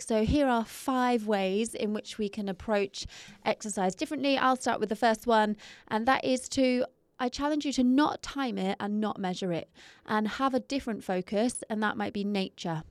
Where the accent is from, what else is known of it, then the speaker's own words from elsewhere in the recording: England, United Kingdom; being English